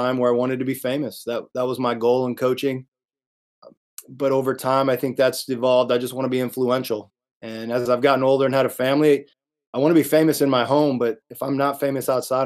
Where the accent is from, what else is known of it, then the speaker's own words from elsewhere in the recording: Indiana, United States; I grew up in Indiana. I've always considered myself a Hoosier from day one